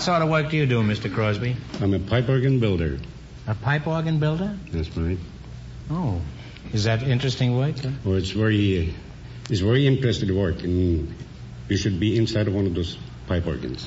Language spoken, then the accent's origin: English; Oslo, Norway; moved away; I'm from Oslo, Norway.